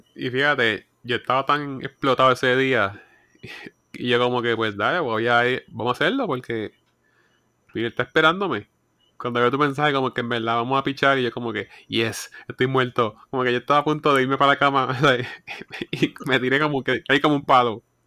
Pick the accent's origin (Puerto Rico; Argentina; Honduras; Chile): Puerto Rico; yo soy puertorriqueño.